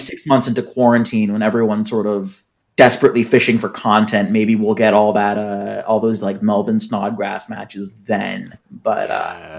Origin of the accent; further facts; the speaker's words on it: Seattle, Washington, United States; I'm from Seattle